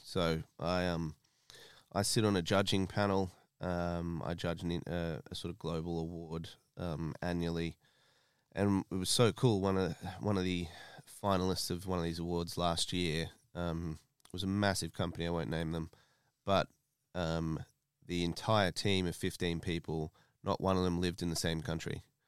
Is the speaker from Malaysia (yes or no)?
no; Australia; moved away as an adult; now in United Kingdom; My family's Italian. I grew up in Australia.